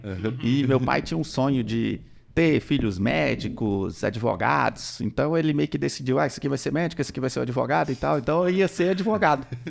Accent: interior of Goiás, Brazil; also born or lived in Goiânia / Tocantins; Eu sou do interior de Goiás e aí a gente já tinha mudado pra Goiânia.

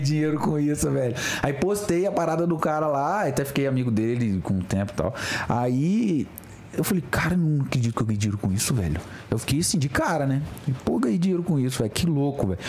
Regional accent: Mimoso do Sul, Espírito Santo, Brazil; lá na minha cidade, Mimoso do Sul, Espírito Santo

